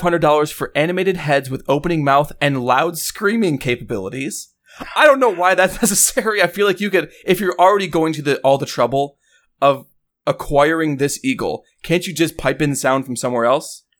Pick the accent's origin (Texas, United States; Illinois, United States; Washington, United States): Illinois, United States; Chicago; I grew up in Chicago